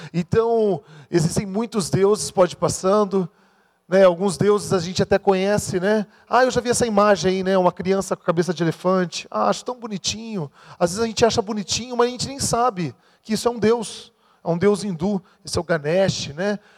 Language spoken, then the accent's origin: Portuguese; Maringá, Paraná, Brazil; sou de Maringá